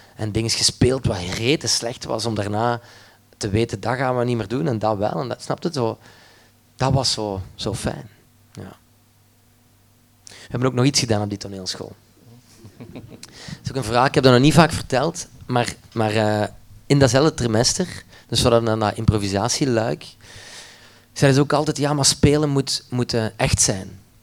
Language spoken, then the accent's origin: Dutch; Limburg, Flanders, Belgium; ben opgevoed met een studio thuis bij ons in Limburg in de kelder